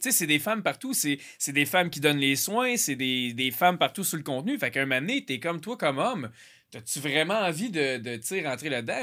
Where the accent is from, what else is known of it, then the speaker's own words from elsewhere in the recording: Quebec, Canada; je suis du Québec